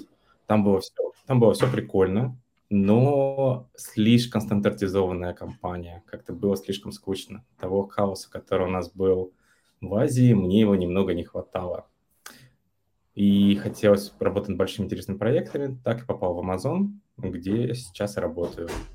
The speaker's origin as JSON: {"language": "Russian", "town": "Yaroslavl", "region": "Yaroslavl Oblast", "country": "Russia", "also_born_or_lived": "Vietnam", "moved": "as an adult", "lives_now": "Germany", "said": "Я последние 7 лет живу в Германии, до этого пару лет жил во Вьетнаме, а сам я из Ярославля."}